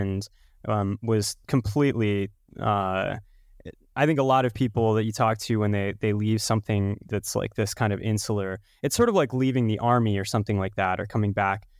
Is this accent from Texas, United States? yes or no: yes; Texas, United States; now in Denver, United States; Texas boy, born and bred